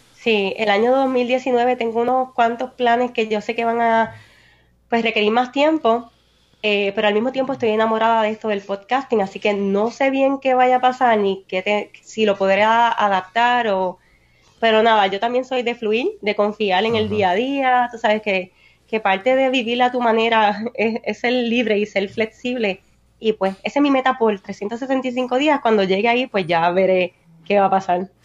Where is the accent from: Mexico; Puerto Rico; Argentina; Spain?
Puerto Rico; Naranjito; Yo soy una puertorriqueña de Naranjito